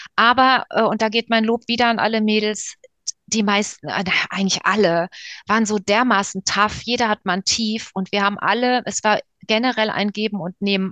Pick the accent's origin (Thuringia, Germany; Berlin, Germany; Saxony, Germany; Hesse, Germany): Hesse, Germany; Frankfurt am Main; Also ich komme ja eigentlich aus Frankfurt